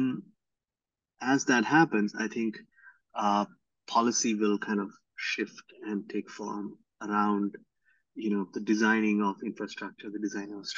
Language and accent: English; India; moved away; I grew up in India